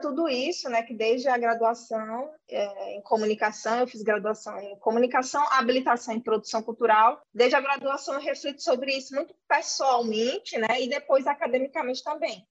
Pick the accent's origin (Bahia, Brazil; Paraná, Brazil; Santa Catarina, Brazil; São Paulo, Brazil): Bahia, Brazil; Senhor do Bonfim; eu sou sertaneja, eu sou natural de uma cidade chamada Senhor do Bonfim, que fica no semiárido